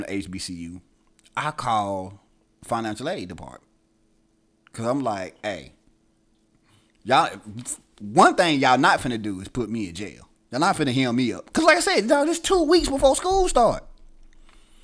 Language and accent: English; Itta Bena, Mississippi, United States; also born or lived in Tuscaloosa, Alabama; I was born in Itabena, Mississippi